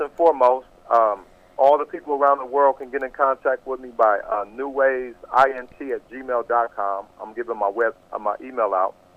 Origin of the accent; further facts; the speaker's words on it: Columbus, Ohio, United States; I'm from Columbus, Ohio